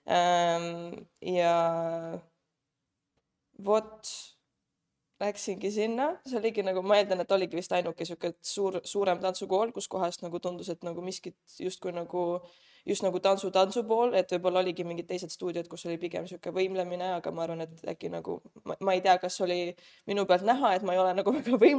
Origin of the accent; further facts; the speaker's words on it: Saare County, Estonia; now in Tallinn, Estonia; tulen Saaremaalt, nüüd elan juba, nüüd läheb teine aasta Tallinnas